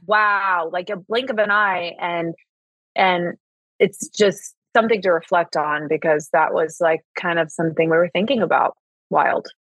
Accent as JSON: {"language": "English", "town": "Indianapolis", "region": "Indiana", "country": "United States", "tie": "born or raised there", "also_born_or_lived": "Martinsville, Indiana / Los Angeles", "moved": "as an adult", "lives_now": "Malibu, United States", "said": "I grew up in Indiana and split my my early years and my teen years between the city of Indianapolis and then a very very small town called Martinsville"}